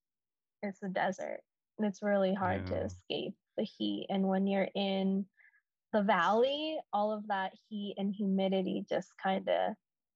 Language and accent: English; Arizona, United States; now in Japan; I'm from Arizona